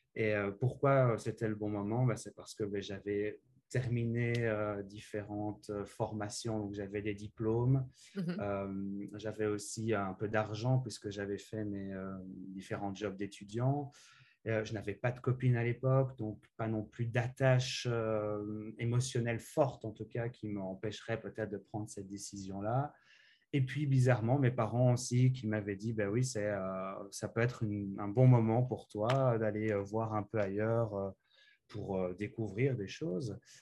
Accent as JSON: {"language": "French", "town": "Sambreville", "region": "Wallonia", "country": "Belgium", "tie": "born or raised there", "also_born_or_lived": "Namur / Liège / Louvain-la-Neuve", "moved": "as an adult", "lives_now": "Halifax, Canada", "said": "je viens de Sambreville, petite commune entre euh, Namur et Charleroi. J'ai fait mes études secondaires à Namur"}